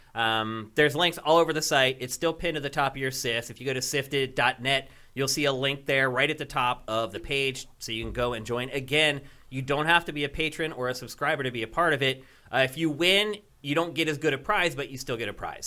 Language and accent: English; Philadelphia, Pennsylvania, United States; moved away as an adult; I'm from Philadelphia